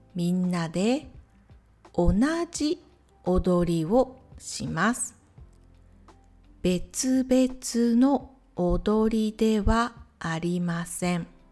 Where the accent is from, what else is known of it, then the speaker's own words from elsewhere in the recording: Matsuyama, Ehime, Japan; 私の地元愛媛県松山市